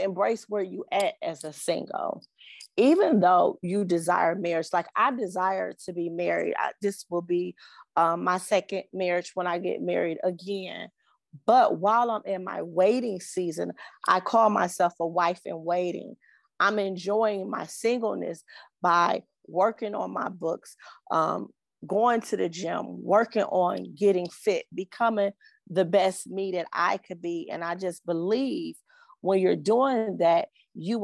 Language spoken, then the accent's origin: English; Cleveland, Ohio, United States; I am from Cleveland, Ohio